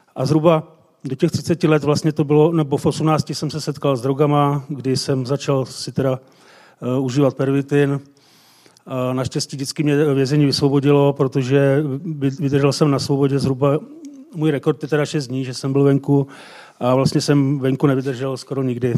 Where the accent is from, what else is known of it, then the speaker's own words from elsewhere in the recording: Jablonec nad Nisou, Liberec Region, Czechia; z Jablonce